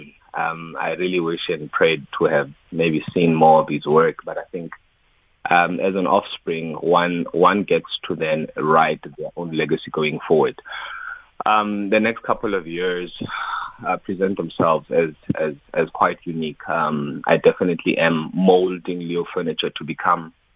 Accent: Free State, South Africa; now in Johannesburg, South Africa; I'm somebody that comes from the Free State, born and bred in Brownville, and I've been in Joburg since 2006

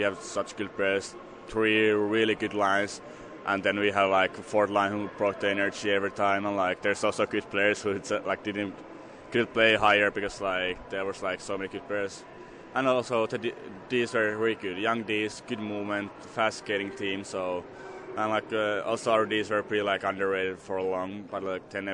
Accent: Helsinki, Uusimaa, Finland; English is a second language; moved away; I'm from Helsinki

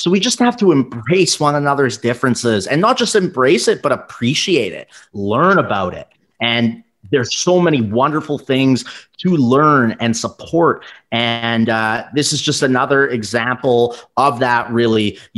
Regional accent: Canada; growing up in Canada, of course there's issues, but very rich Asian community and culture here.

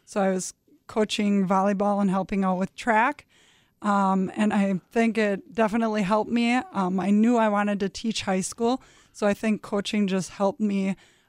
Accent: Green Bay, Wisconsin, United States; Yeah, I grew up in Green Bay, Wisconsin, went to Southwest High School.

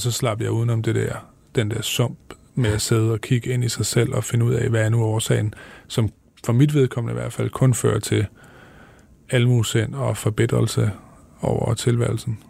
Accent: Viborg, Central Denmark Region, Denmark; i Viborg, hvor jeg voksede op

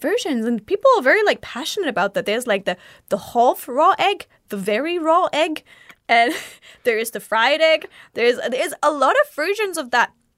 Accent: Bavaria, Germany; now in Japan; you can tell I come from Bavaria

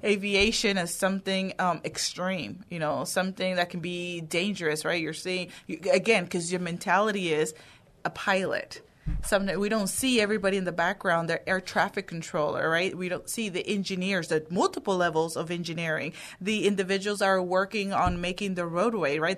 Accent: Houston, Texas, United States; also born or lived in Dominican Republic; I was born in the Dominican Republic. I immigrated to the United States when I was seven. Um, I grew up in the Houston area

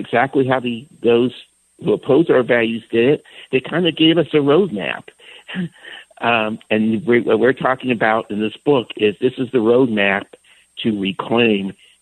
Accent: San Francisco, California, United States; I grew up in San Francisco in the 1960s and 70s

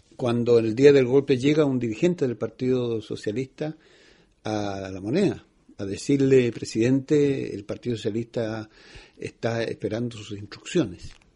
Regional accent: Chile; como muchos chilenos

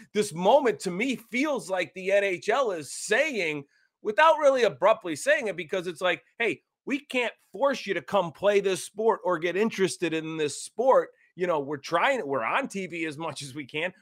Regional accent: Cleveland, Ohio, United States; we grew up in Cleveland

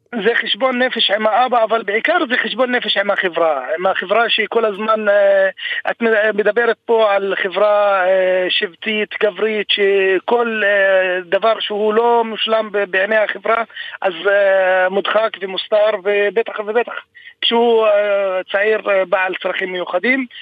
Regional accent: Rahat, Southern District, Israel; אני בן 34 מהעיר רהט

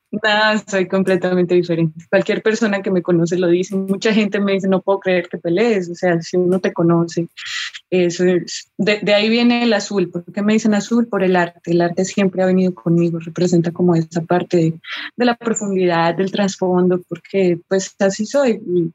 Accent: Colombia

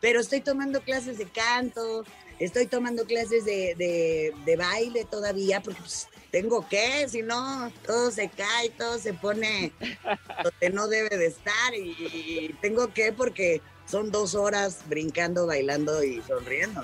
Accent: Mexico City, Mexico; empezar en México y más en donde yo nací. no hay nada como tu, como tu casa, como tu hogar, como tu, tu, ciudad

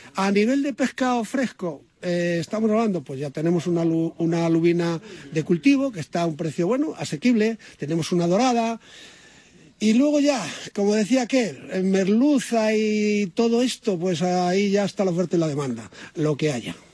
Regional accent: Toledo, Castilla-La Mancha, Spain; yo soy de toledano

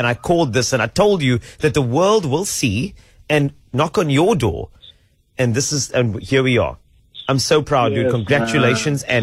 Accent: South Africa; as a South African

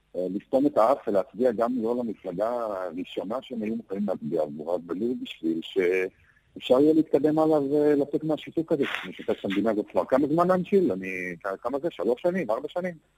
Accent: Israel; born or raised there; now in London, United Kingdom

